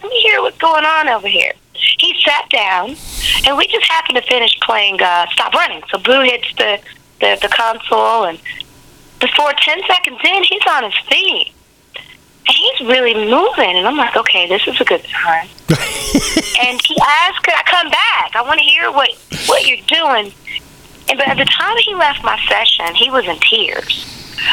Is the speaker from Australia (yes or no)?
no; the South, United States; also born or lived in Memphis; now in Huntsville, United States; I'm from the South, so I'm a Baptist